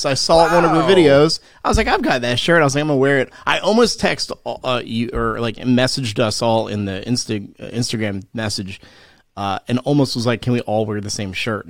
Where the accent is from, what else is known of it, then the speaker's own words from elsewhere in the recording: New Jersey, United States; now in South Carolina, United States; I'm from New Jersey, so I'm kind of familiar with the area